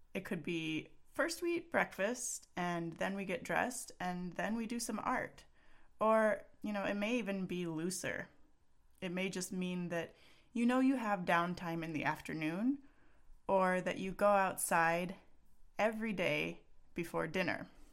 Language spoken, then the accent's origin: English; Texas, United States; now in Pacific Northwest, United States; I'm from Texas